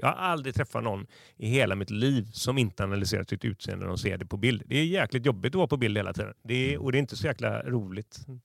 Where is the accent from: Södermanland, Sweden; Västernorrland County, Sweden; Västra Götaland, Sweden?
Västra Götaland, Sweden; Gothenburg; jag har liksom som göteborgare